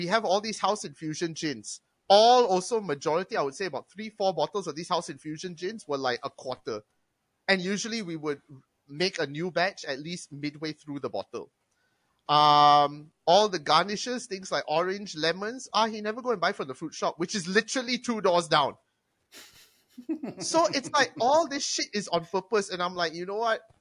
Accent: Singapore; I am from Singapore. Back in Singapore, I did this.

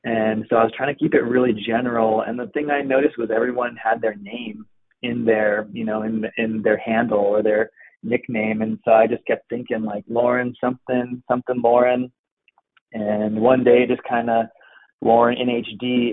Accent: Pacific Northwest, Oregon, United States; pretty much born and raised in the Pacific Northwest

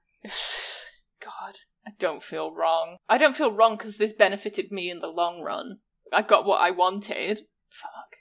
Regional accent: England, United Kingdom; born or raised there; moved away as an adult; now in United States

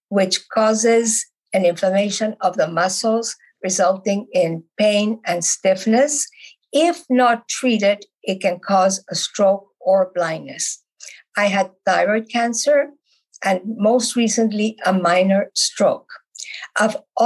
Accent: Bogotá, Bogotá Capital District, Colombia; moved away as an adult; now in Canada; I was born in Bogota, Colombia, South America, and I came to Canada about 58 years ago

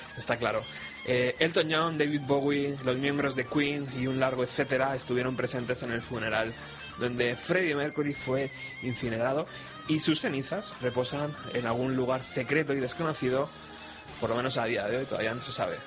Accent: Madrid, Community of Madrid, Spain; Que como personaje que ha vivido sus 33 años en Madrid

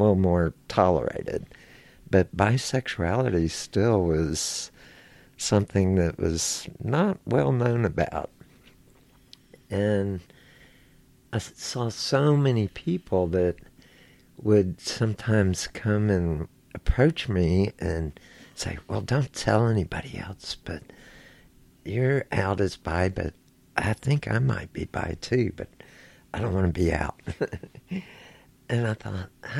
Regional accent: Houston, Texas, United States; I grew up here in Houston, Texas

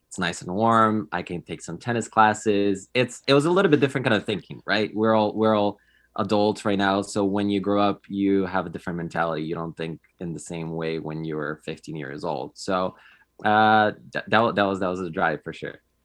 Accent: Poland; moved away as an adult; also born or lived in California; now in United States; I moved to, to the United States because I'm originally from Poland

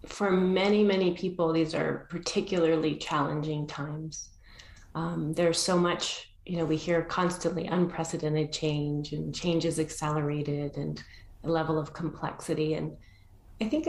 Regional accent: Argentina; I was born in Argentina

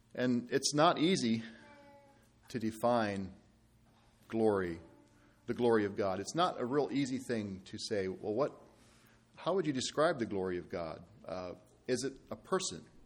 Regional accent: Ireland; I'm from Ireland

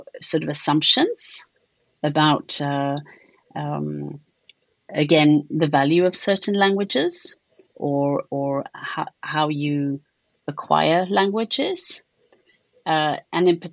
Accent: South Africa; accent: South African; now in United Kingdom; I don't have a British accent. I have a South African one.

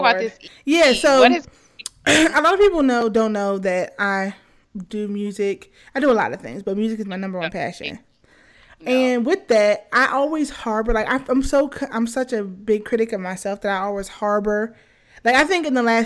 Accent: New Jersey, United States; I'm from Jersey

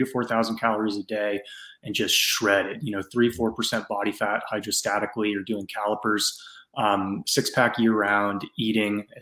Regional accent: San Francisco Bay Area, California, United States; I grew up in the San Francisco Bay Area

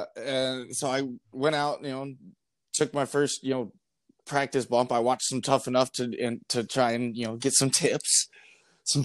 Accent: North Georgia, United States; moved away as an adult; now in Wisconsin, United States; I grew up in North Georgia. I lived there for the first 22 years of my life or so.

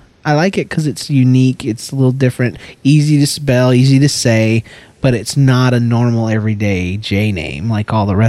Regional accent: Georgia, United States; That's the way we do it down in Georgia, girl. You better get right, or I'm going to go back to my accent.

